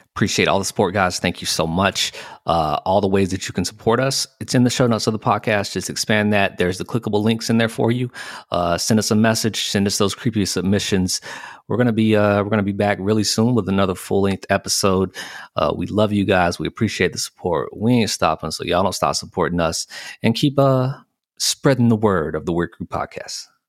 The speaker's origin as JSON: {"language": "English", "region": "the South", "country": "United States", "tie": "born or raised there", "said": "I was born and bred in the South"}